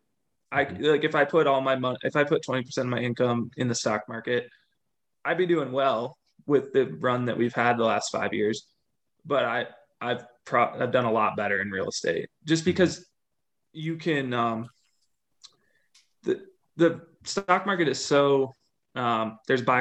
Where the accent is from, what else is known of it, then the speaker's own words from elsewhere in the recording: Minnesota, United States; moved away as an adult; now in Colorado, United States; I grew up in the Midwest, grew up in Minnesota, and then came out to Colorado for school